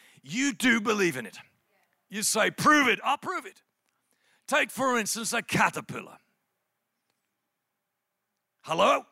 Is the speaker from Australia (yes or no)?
no; England, United Kingdom; I'm from England